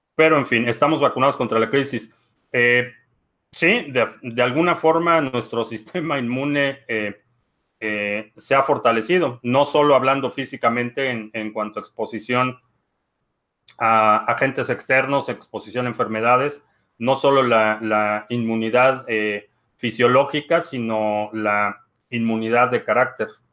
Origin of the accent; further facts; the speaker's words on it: Mexico; now in United States; crecí en México